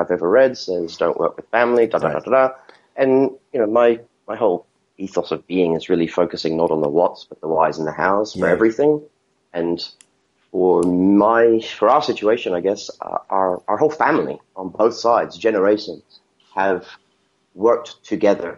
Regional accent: Hong Kong; also born or lived in Australia / New Zealand / United States; now in Shanghai, China; I was born and brought up in Hong Kong, fifth generation

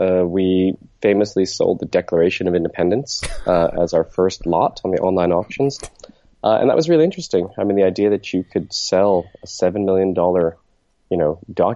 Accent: New Jersey, United States; moved away as an adult; also born or lived in Pennsylvania; now in Hong Kong; I was born in New Jersey, and I kind of grew up in New Jersey with a short stint out here in Hong Kong

